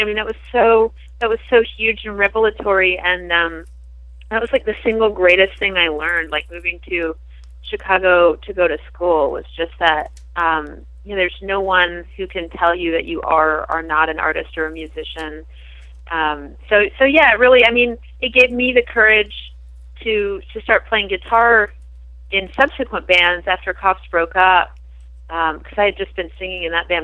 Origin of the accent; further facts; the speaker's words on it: Prince Edward Island, Canada; I grew up in on Prince Edward Island